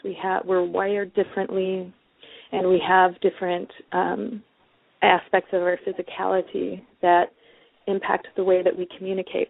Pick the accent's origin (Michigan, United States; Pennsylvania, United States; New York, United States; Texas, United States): Michigan, United States; Detroit; moved away; also born or lived in West Coast; I'm originally from Detroit, and um, Detroit people are often very outspoken. And so there is definitely part of that within the way that I was raised to be outspoken